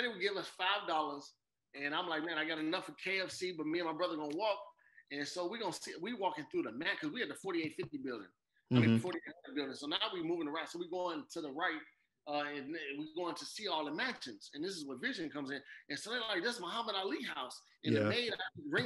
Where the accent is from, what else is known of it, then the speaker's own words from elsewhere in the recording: Chicago, Illinois, United States; I grew up on 116-12 South Morgan